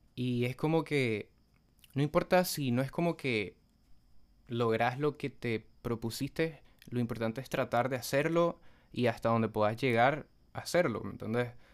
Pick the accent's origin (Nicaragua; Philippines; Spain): Nicaragua; also born or lived in Buenos Aires, Argentina